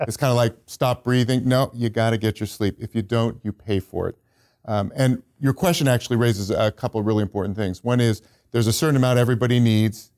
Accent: Silicon Valley, California, United States; I'm from Silicon Valley

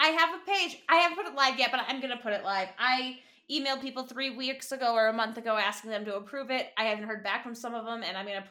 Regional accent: Michigan, United States; moved away; I'm from Michigan as well.

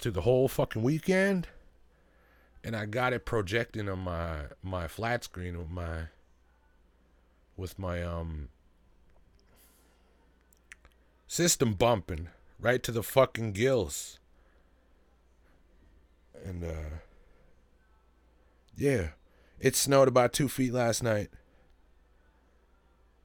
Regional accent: Greenville, British Columbia, Canada; I'm from Greenville

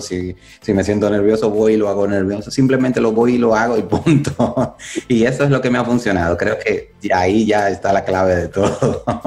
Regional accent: Dominican Republic; now in United States; yo nací en República Dominicana

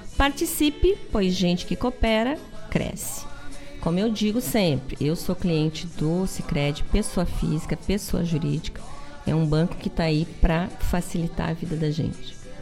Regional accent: the South, Rio Grande do Sul, Brazil; Nossa essência aqui do Sul

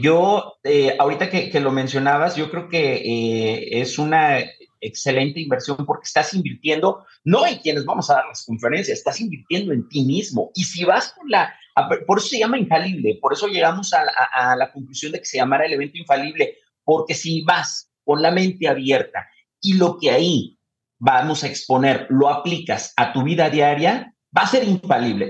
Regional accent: Guadalajara, Jalisco, Mexico; Nosotros somos tapatíos orgullosamente

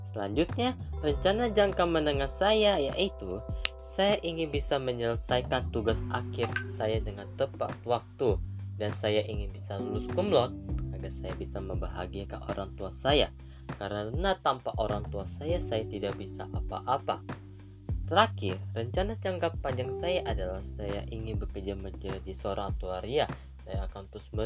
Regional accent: Bekasi, West Java, Indonesia; Saya dari kelompok 2. Saya berasal dari Bekasi

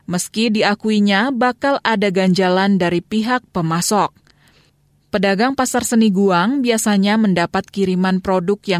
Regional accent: Jakarta, Indonesia; Dari Jakarta.

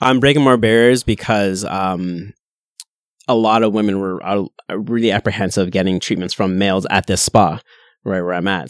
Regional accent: Kitchener, Ontario, Canada; also born or lived in Pickering; I'm born and raised in Kitchener

